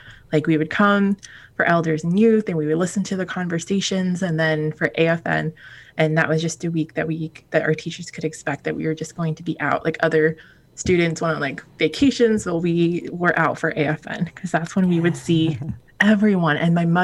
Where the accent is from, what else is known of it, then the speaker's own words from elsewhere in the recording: Wasilla, Alaska, United States; also born or lived in Anchorage, Alaska; So growing up, I was raised in Wasilla. I was born in Anchorage.